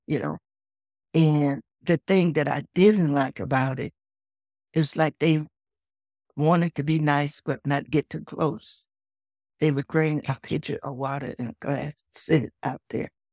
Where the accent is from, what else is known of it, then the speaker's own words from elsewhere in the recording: Texas, United States; I was born in Texas, in the South, was raised on a farm.